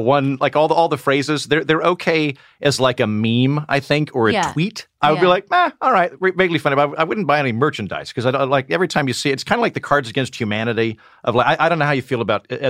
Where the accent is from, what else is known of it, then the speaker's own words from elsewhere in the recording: Oklahoma, United States; I'm from Oklahoma.